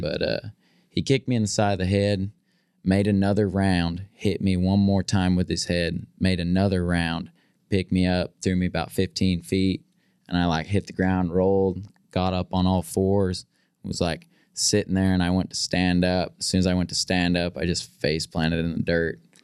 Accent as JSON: {"language": "English", "region": "California", "country": "United States", "tie": "born or raised there", "moved": "as an adult", "said": "growing up in California."}